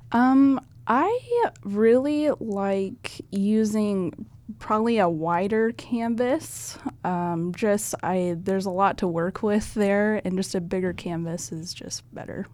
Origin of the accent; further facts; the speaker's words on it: Firth, Nebraska, United States; I actually grew up in Firth, Nebraska. It's just a small town south of Lincoln.